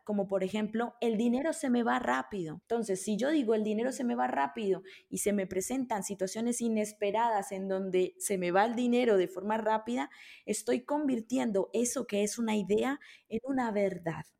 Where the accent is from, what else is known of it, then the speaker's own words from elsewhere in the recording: Colombia; moved away; also born or lived in Italy; yo, nací en Colombia